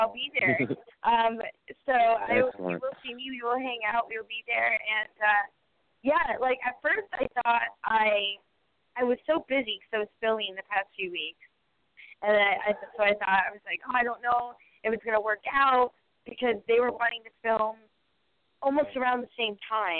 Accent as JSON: {"language": "English", "town": "Riverside", "region": "California", "country": "United States", "tie": "born or raised there", "said": "I grew up in Riverside, California, basically my whole life."}